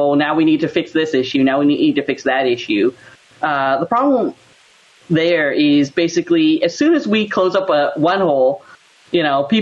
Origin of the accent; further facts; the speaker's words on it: Colorado, United States; moved away as an adult; also born or lived in Cactus, Texas; now in Southern California, United States; I was basically raised in Colorado